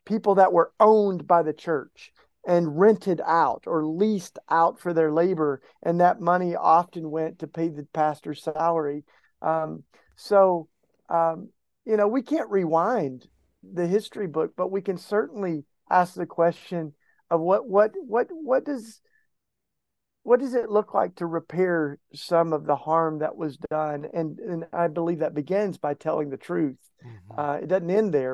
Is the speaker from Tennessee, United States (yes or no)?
yes; East Tennessee, United States; I grew up in East Tennessee